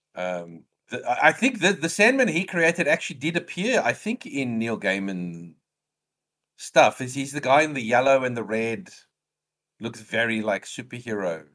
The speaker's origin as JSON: {"language": "English", "country": "South Africa", "said": "I'm South African"}